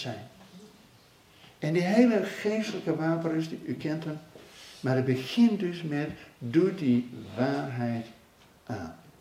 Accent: Netherlands

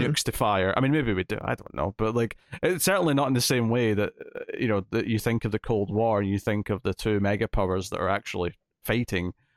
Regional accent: Scotland, United Kingdom; I'm Scottish, I'm not English

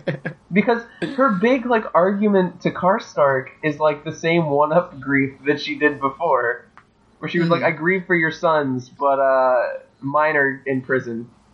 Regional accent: Ocala, Florida, United States; my hometown is the horse capital of the world, Ocala, Florida.

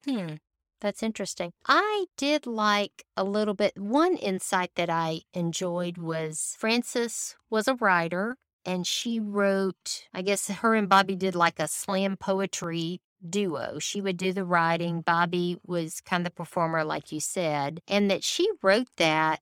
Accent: the South, United States; I was raised in the South

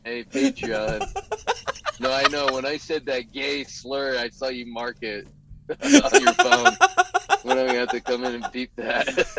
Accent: Pleasanton, California, United States; That's where I grew up, Pleasanton.

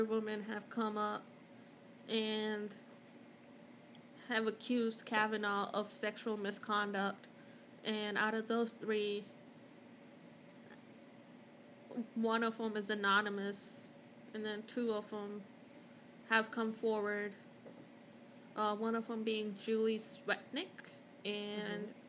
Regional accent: Mumbai, Maharashtra, India; moved away; I grew up in Mumbai

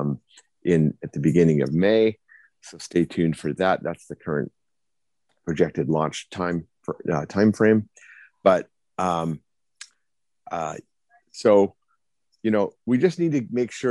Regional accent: Arizona, United States; my home state of Arizona

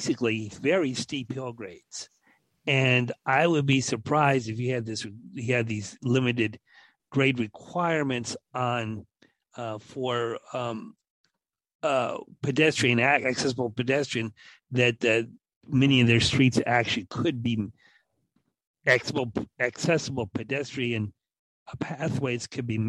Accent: Los Angeles, California, United States; now in Phoenix, United States; I was born in Los Angeles, a little town called Tahunga, a suburb

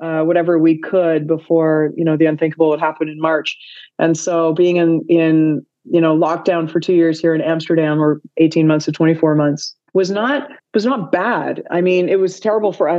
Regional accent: Toronto, Ontario, Canada; moved away as an adult; also born or lived in Vancouver; I'm born and raised in Toronto, but I moved to Vancouver in 2007.

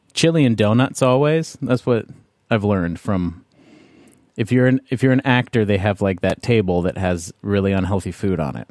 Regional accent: Canada

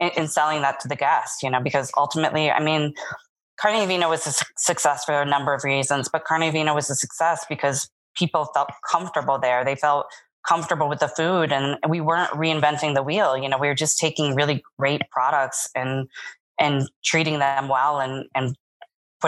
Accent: East Coast, United States; now in Las Vegas, United States; I'm from the East Coast.

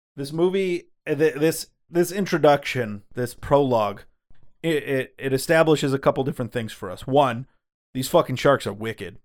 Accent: Michigan, United States; We are from Michigan

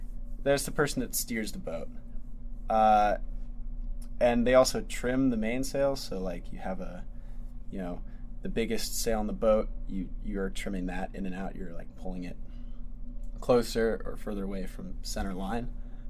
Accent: Atlanta, Georgia, United States; In Atlanta.

